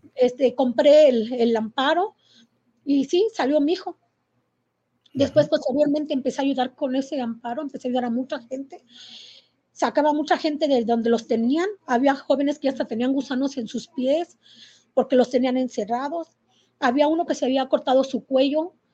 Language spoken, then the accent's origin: Spanish; Querétaro, Mexico; soy de aquí de Querétaro